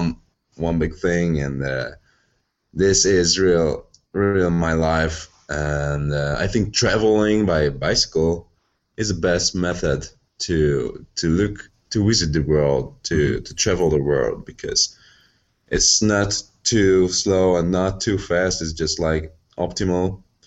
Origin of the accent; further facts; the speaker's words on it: Komárom, Komárom-Esztergom, Hungary; English is a second language; moved away as an adult; also born or lived in Budapest; I come from Komárom, which is a smaller town populated by 20,000 people.